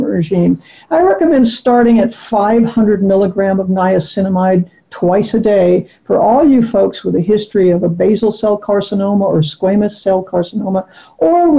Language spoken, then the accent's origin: English; Southern California, United States; I grew up in Southern California